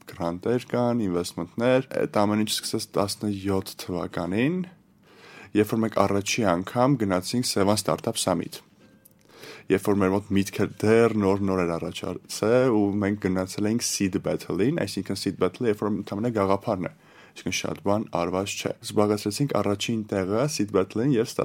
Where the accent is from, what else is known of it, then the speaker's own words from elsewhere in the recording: Yerevan, Armenia; Ես ծնվել եմ Հայաստանում, Երևան քաղաքում։